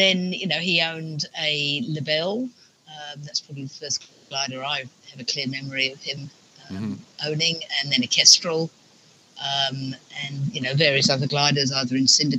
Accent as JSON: {"language": "English", "country": "Australia", "tie": "born or raised there", "also_born_or_lived": "England"}